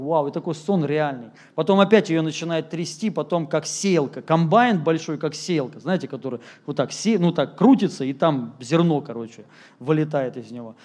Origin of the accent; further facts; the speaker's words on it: Moscow, Russia; moved away as an adult; also born or lived in Rostov-on-Don; я сам москвич, если кто-то не знает, родился здесь.